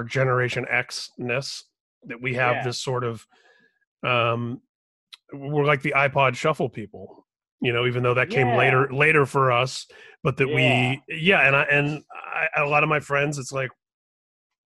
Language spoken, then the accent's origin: English; Indianapolis, Indiana, United States; I grew up in Indianapolis